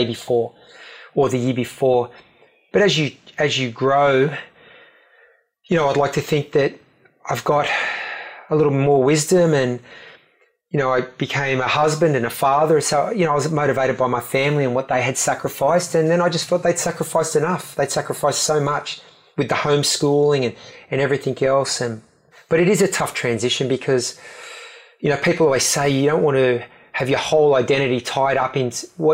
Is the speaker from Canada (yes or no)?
no; Australia; we went up as the Aussie team